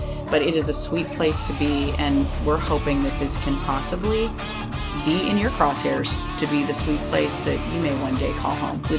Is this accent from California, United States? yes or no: yes; Bay Area, California, United States; moved away as an adult; now in Tennessee, United States; I loved growing up in California. I was born in Southern California, raised in the Bay Area.